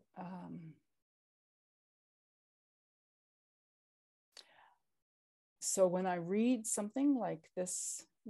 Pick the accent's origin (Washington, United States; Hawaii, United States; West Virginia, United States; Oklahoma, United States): Oklahoma, United States; also born or lived in Niitsitapi Confederacy territory (Alberta); now in Canada; I was born in Oklahoma